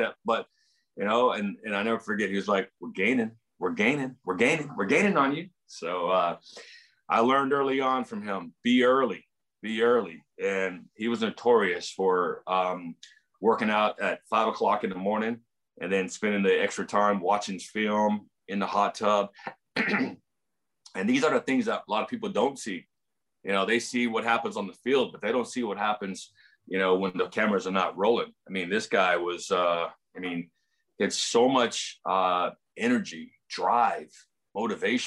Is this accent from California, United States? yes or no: yes; San Diego, California, United States; my hometown team that I grew up watching for so long.